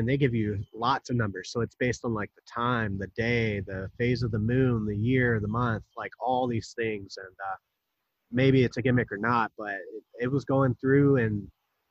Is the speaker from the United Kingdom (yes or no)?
no; Wilmington, North Carolina, United States; also born or lived in Jacksonville, North Carolina; I was born in Jacksonville, about 30 miles away, but I moved here when I was 2. So I claim Wilmington my hometown.